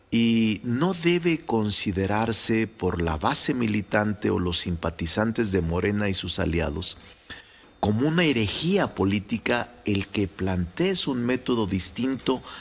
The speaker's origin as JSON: {"language": "Spanish", "country": "Mexico", "said": "yo soy de los que piensa, Ciro, como muchos mexicanos y mexicanas, que en la política, como en cualquier área del conocimiento, no basta la capacidad y el talento"}